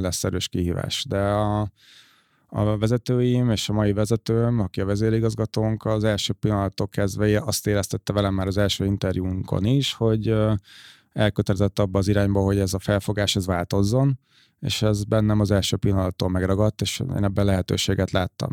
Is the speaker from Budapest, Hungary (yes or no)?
no; Székesfehérvár, Fejér, Hungary; én még Székesfehérvári vagyok